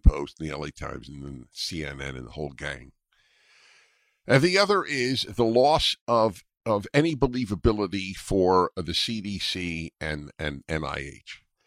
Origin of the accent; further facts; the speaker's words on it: New York, United States; moved away as an adult; now in California, United States; growing up in New York